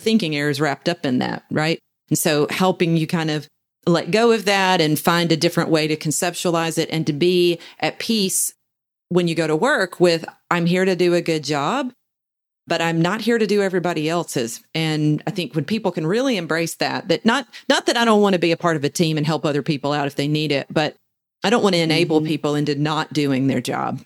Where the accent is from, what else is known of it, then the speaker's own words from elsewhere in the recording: the South, United States; We in the South uh, are almost bred to be passive aggressive